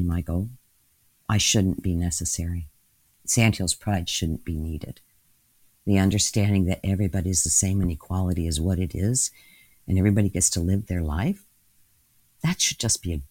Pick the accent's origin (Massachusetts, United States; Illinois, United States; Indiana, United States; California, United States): Indiana, United States; Indianapolis; moved away as an adult; also born or lived in Chicago / New York; I grew up in Indianapolis